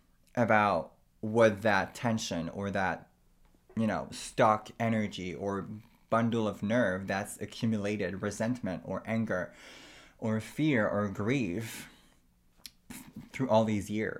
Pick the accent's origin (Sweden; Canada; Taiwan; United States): Canada; I myself am First Nation, so I am Aboriginal from Canada